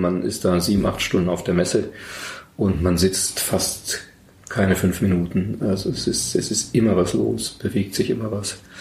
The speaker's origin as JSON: {"language": "German", "region": "Berlin", "country": "Germany", "tie": "born or raised there", "moved": "as an adult", "lives_now": "Munich, Germany", "said": "Berlin 1990 öffnete sich zwar gerade, das ist meine Heimatstadt"}